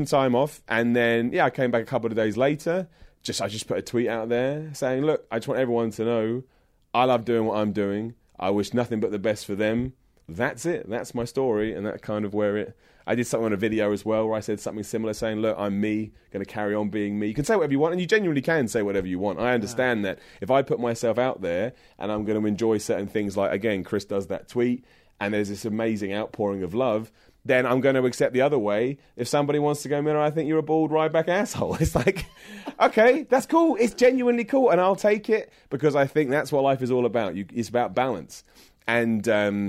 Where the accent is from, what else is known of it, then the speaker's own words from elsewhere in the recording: Luton, East of England, United Kingdom; I'm from London. I'm from Luton, but it's like 10 minutes away from London.